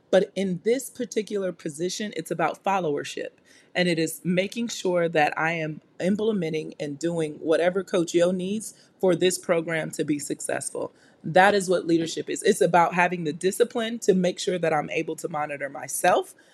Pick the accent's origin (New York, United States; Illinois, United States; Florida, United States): New York, United States; I'm from New York.